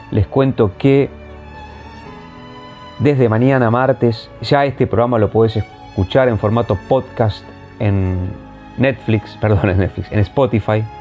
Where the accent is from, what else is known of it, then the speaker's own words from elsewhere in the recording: Argentina; porque seamos sinceros, como argentinos lo tenemos un poquito olvidado y tenemos que hacer un mea culpa.